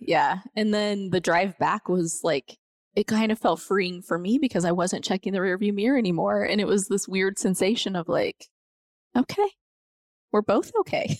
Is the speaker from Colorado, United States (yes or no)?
yes; Montrose, Colorado, United States; moved away as an adult; now in Grand Junction, United States; I grew up in Montrose